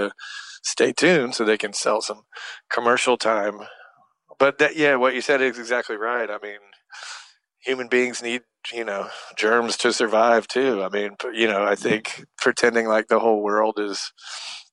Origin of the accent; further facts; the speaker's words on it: Atlanta, Georgia, United States; where I grew up in Atlanta